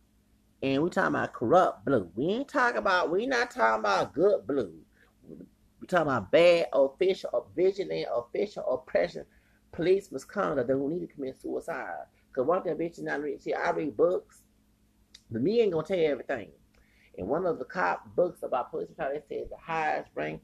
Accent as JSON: {"language": "English", "town": "Houston", "region": "Texas", "country": "United States", "said": "I'm from Houston. I ain't from Dallas"}